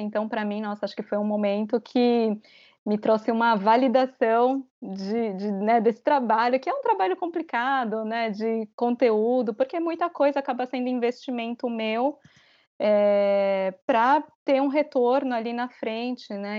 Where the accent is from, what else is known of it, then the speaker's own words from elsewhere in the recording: Brazil; moved away as an adult; also born or lived in Japan; now in Tokyo, Japan; eu crescendo no Brasil